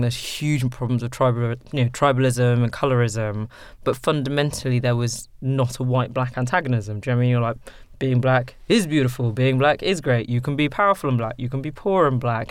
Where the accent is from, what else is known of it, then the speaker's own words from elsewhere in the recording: Sudan; first language English; moved away; also born or lived in London; in Sudan, um, you know, Arabic is not my first language. English is.